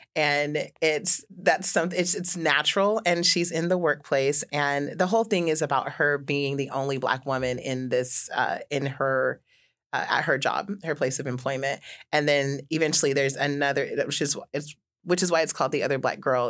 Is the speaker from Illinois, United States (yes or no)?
no; Juneau, Alaska, United States; I grew up here in Juneau